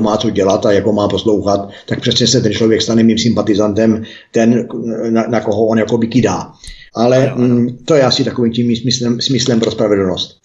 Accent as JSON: {"language": "Czech", "town": "Mělník", "region": "Central Bohemian Region", "country": "Czechia", "said": "já jsem sice z Mělníka"}